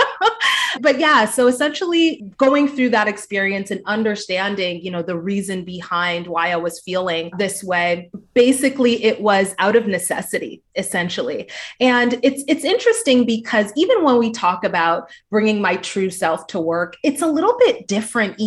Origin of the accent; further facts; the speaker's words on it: Canada; moved away as an adult; also born or lived in Toronto; I'm from Canada